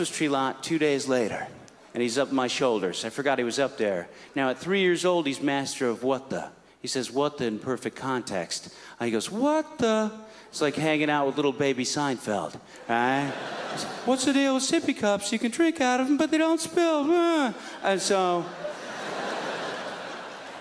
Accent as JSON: {"language": "English", "town": "San Francisco", "region": "California", "country": "United States", "said": "I'm from San Francisco"}